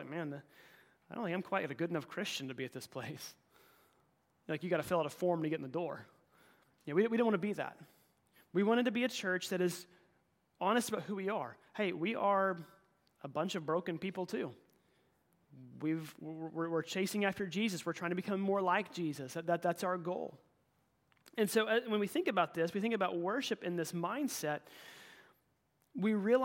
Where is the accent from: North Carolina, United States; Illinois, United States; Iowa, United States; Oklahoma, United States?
Oklahoma, United States; moved away; my hometown in Oklahoma